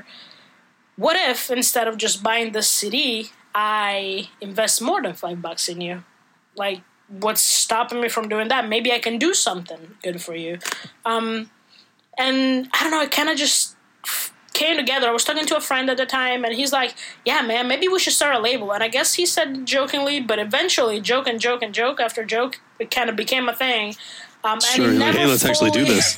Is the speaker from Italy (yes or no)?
yes; Italy; English is a second language; moved away as an adult; now in United States; I grew up in Italy up until I was 19 or 20